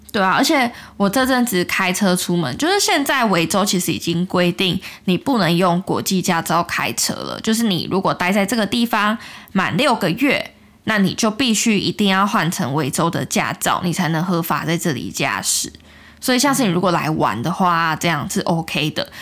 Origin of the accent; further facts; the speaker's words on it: Taiwan; moved away as an adult; now in Australia; 在台湾已经生活二十几年